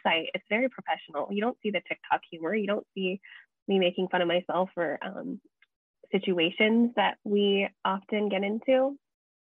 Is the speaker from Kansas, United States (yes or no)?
no; Kona, Hawaii, United States; being born and raised in Kona